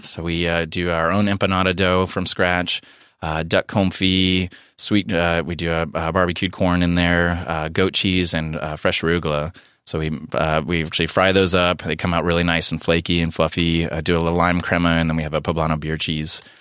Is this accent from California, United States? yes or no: yes; San Diego, California, United States; being born and raised in San Diego